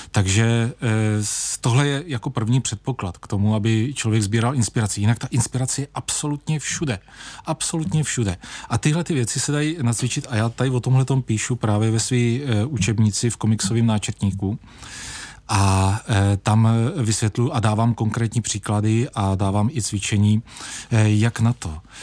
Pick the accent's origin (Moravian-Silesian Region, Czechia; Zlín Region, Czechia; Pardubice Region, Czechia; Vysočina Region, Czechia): Vysočina Region, Czechia; tady Vysočina, eh, Třebíč a Jihlava, to je prostě můj domov